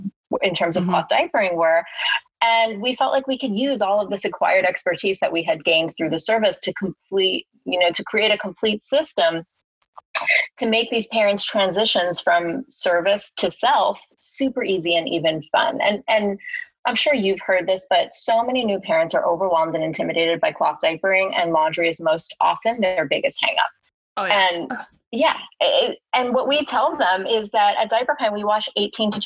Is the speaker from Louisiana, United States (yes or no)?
no; New York City, New York, United States; a born and raised New Yorker